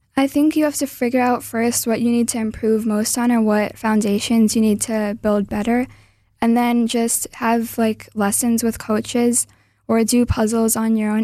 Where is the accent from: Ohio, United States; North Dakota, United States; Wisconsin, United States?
Wisconsin, United States; also born or lived in Milwaukee; I was born in Wisconsin